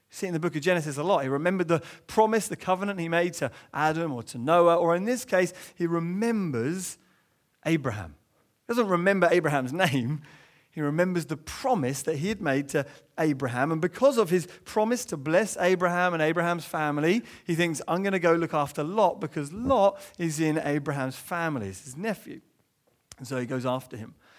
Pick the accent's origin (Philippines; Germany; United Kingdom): United Kingdom; England; as an Englishman growing up